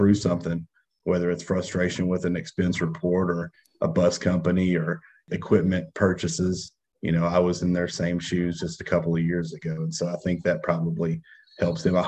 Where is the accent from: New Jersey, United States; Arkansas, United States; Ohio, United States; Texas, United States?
Arkansas, United States; moved away as an adult; now in Alabama, United States; I'm from Arkansas and of course now working in Alabama.